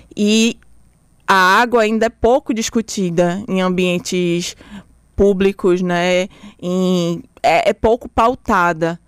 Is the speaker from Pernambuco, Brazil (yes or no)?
yes; Recife, Pernambuco, Brazil; also born or lived in Bahia (birth) / Salvador, Brazil; nasci, fui morar logo em Pernambuco